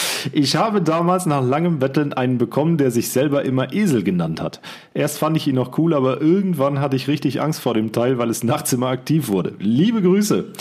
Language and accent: German; Siegen, North Rhine-Westphalia, Germany; bei uns in Siegen